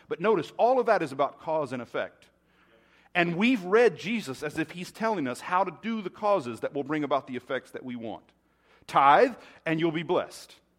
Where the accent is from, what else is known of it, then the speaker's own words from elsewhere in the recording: United States; being American